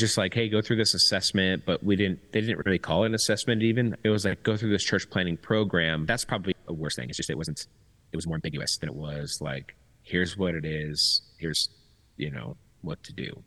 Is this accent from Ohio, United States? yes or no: no; Temecula, California, United States; moved away as an adult; also born or lived in Long Beach, California; I was born um, in Long Beach, but moved to Temecula when I was five and left when I was 35.